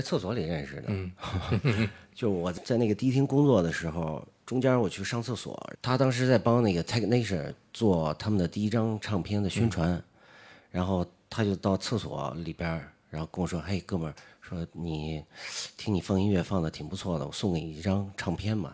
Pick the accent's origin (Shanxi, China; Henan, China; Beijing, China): Beijing, China; also born or lived in Yinchuan, Ningxia / Zhuhai; 算是在北京长大吧